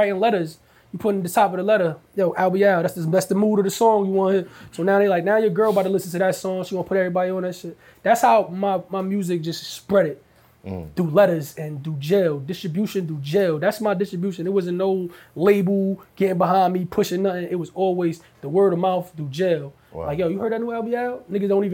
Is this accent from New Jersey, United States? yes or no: yes; New Jersey, United States; I'm from Jersey